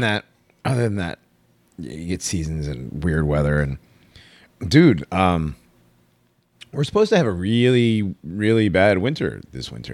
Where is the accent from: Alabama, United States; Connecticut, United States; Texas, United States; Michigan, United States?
Connecticut, United States; moved away; also born or lived in Florida; I grew up in Connecticut